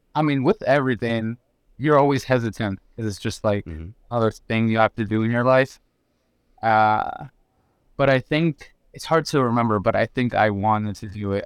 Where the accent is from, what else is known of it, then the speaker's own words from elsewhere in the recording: Geneva, Florida, United States; also born or lived in Mexico; I'm from Geneva